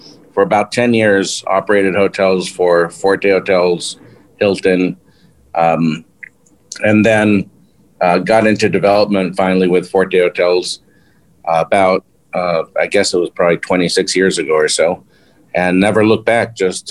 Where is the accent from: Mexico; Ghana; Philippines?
Mexico; Mexico City; also born or lived in Long Beach; I was born in Long Beach, California, raised in Mexico, went to a Mexican and French school, and then to an American high school in Mexico City.